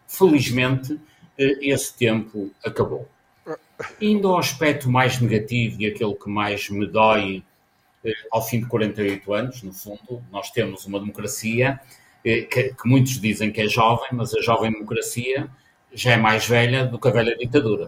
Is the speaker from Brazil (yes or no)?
no; Castelo, Alto Minho, Norte, Portugal; eu nasci em Castelo, no Alto Minho